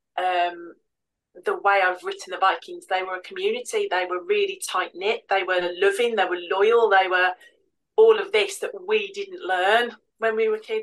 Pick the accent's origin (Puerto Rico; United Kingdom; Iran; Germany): United Kingdom; England; I am English